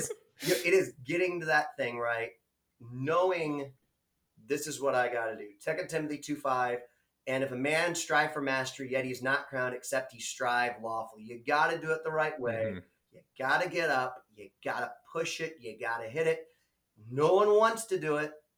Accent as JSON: {"language": "English", "country": "United States", "said": "I'm an American"}